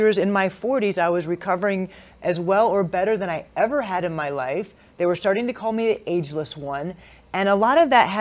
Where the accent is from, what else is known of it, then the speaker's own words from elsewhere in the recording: California, United States; also born or lived in Hawaii; I was born in California, lived in Hawaii, and moved back to California for the rest of my elementary and high school years.